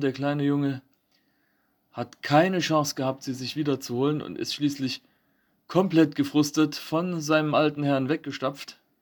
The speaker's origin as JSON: {"language": "German", "town": "Eisenberg", "region": "Thuringia", "country": "Germany", "said": "bei uns in Eisenberg"}